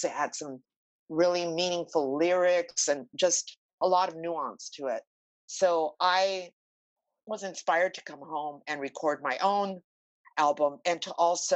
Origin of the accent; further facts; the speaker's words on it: Los Angeles, California, United States; I grew up in East